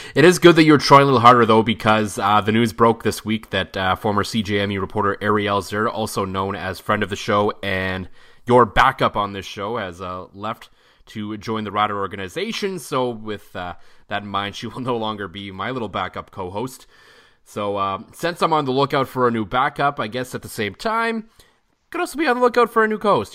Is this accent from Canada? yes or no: yes; Ottawa, Ontario, Canada; moved away; Ottawa's my hometown